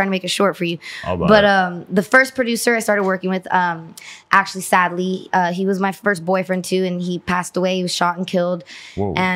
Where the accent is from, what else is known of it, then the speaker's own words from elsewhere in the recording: Los Angeles, California, United States; also born or lived in Van Nuys, California; I was born and raised here